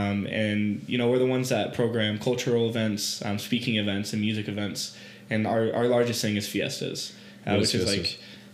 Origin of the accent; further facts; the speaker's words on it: Artesia, New Mexico, United States; also born or lived in Albuquerque, New Mexico; So I'm originally from Artesia, New Mexico. So small town, New Mexico.